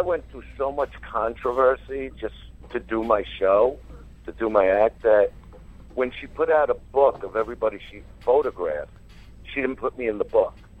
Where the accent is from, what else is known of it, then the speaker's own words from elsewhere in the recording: New York City, New York, United States; I grew up in Brooklyn. It's who I am.